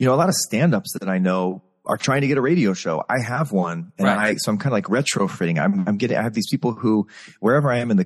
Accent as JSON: {"language": "English", "town": "San Antonio", "region": "Texas", "country": "United States", "tie": "born or raised there", "moved": "as an adult", "said": "performing at Six Flags was in my hometown. That's all I knew. There was no Broadway, you know? And this was Texas, right? This is Texas, San Antonio"}